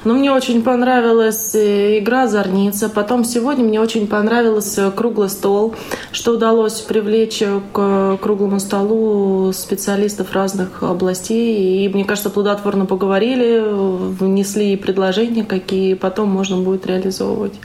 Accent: Voronezh, Voronezh Oblast, Russia; я из Воронежа.

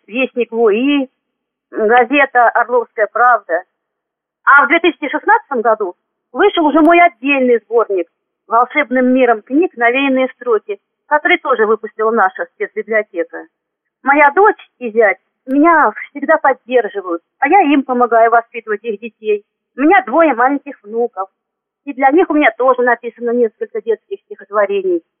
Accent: Bryansk Oblast, Russia; moved away as an adult; also born or lived in Klintsy, Bryansk Oblast / Gomel, Belarus; now in Zmiyovka, Russia; Родилась я в Брянской области в 1961 году.

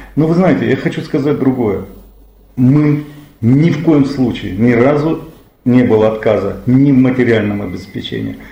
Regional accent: Krasnodar Krai, Russia; мы кубанцы

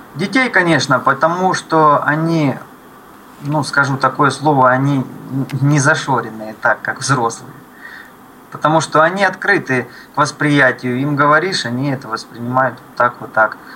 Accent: Luhansk, Luhansk Oblast, Ukraine; moved away; я родился в Луганске, на Донбассе.

